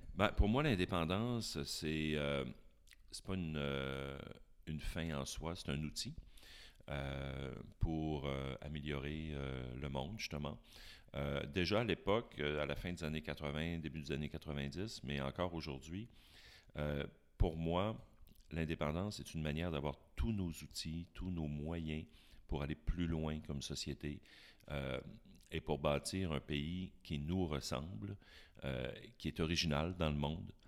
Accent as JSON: {"language": "French", "town": "Chicoutimi", "region": "Quebec", "country": "Canada", "tie": "born or raised there", "also_born_or_lived": "Jonquière", "said": "je suis né à Chicoutimi. Alors, je suis une greffe qui a, pris à Jonquière"}